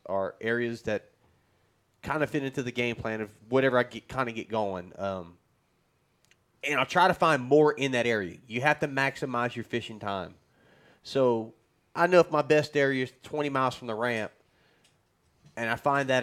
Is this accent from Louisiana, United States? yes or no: yes; South Louisiana, United States; I'm from South Louisiana